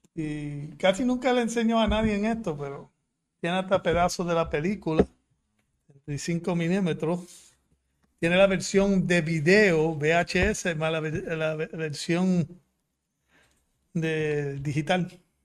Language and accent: Spanish; Puerto Rico; born or raised there; also born or lived in Fukuoka, Japan